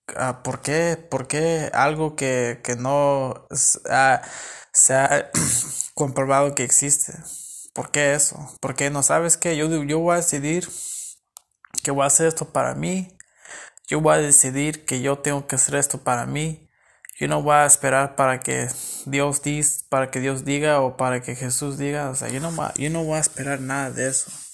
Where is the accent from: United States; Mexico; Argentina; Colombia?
United States; California; yo soy de, de Estados Unidos, me crecí en California y todo. Mis papás son mexicanos